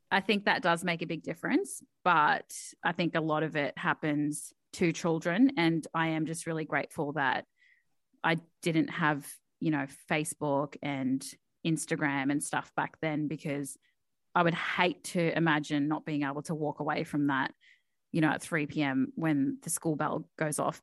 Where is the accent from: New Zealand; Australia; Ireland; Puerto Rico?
Australia; Townsville, Queensland; English is a second language; moved away as an adult; I moved down from Townsville, for anyone who knows where Townsville is. And I moved down about eight years ago now